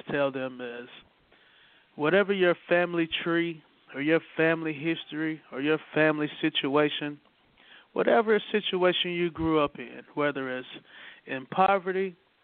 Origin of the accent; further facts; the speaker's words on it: Greer, South Carolina, United States; the culture of where I grew up at in Greer, South Carolina